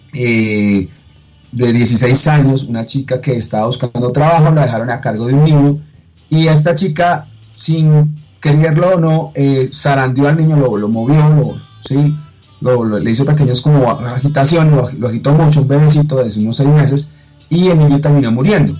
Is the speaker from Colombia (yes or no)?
yes; Colombia; cómo somos como colombianos